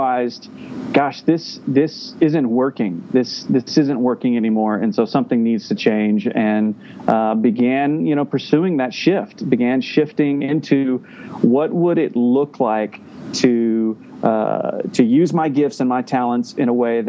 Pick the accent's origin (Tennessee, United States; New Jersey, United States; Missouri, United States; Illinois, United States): Tennessee, United States; Middle; I grew up in Middle Tennessee